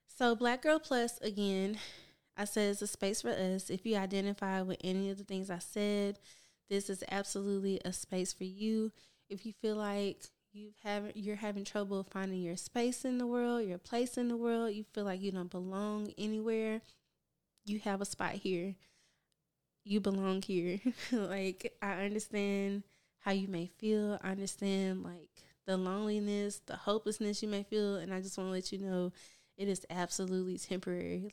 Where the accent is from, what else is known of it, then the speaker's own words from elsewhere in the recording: Memphis, Tennessee, United States; moved away as an adult; now in Houston, United States; I am from Memphis, Tennessee, born and raised